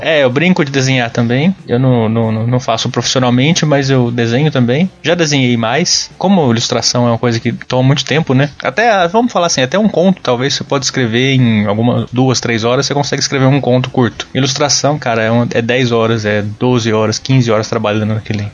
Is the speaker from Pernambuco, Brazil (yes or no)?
no; Uberaba, Minas Gerais, Brazil; moved away as an adult; now in Sorocaba, Brazil; Eu nasci em Uberaba, Minas Gerais, mas moro desde 2009 em Sorocaba, São Paulo